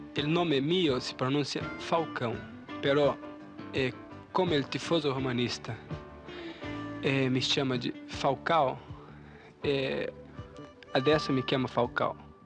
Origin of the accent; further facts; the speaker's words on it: Canoas, Rio Grande do Sul, Brazil; also born or lived in Belo Horizonte; lá em Niterói, Canoas, onde eu me criei, embora tenha nascido em Belo Horizonte, mas saí muito cedo de lá, né? saí com um ano e pouco e tal